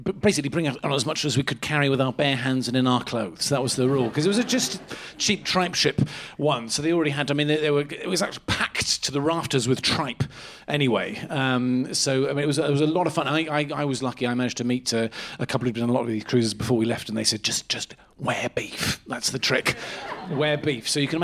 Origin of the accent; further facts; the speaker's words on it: Lyme Regis, South West England, United Kingdom; I was just running a little beef stall in my hometown of Lyme Regis in Dorset, a little summer beach beef stall.